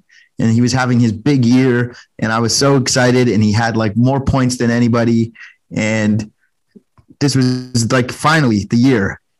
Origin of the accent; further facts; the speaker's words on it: Canada; I'm Canadian.